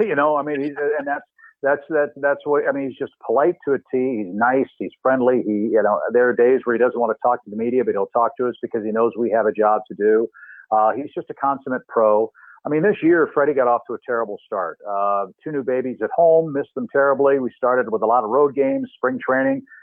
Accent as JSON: {"language": "English", "town": "St. Louis", "region": "Missouri", "country": "United States", "tie": "born or raised there", "said": "growing up in St. Louis"}